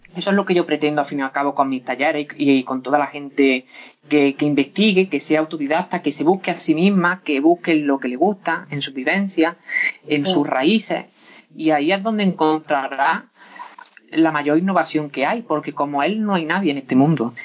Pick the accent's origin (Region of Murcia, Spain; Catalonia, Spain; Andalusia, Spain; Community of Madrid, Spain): Andalusia, Spain; Lucena; also born or lived in Doña Mencía; aunque yo soy y he vivido siempre en Lucena, Doña Mencía está toda mi familia